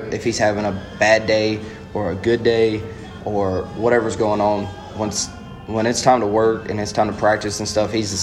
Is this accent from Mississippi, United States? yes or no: yes; Mississippi, United States; growing up in the state of Mississippi, growing up an Ole Miss Rebel all my life